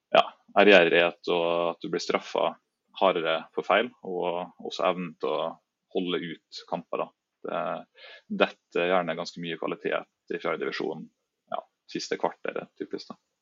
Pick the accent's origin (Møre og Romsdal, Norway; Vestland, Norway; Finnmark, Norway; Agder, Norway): Møre og Romsdal, Norway; Træff; moved away as an adult; also born or lived in Trondheim; jeg er jo født og oppvokst i Treffland